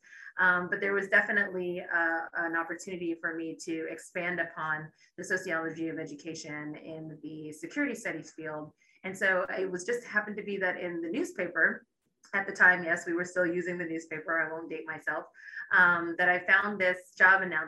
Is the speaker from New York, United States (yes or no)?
no; Texas, United States; moved away as an adult; also born or lived in overseas; now in Washington, D.C., United States; I grew up in Texas and a little bit overseas as well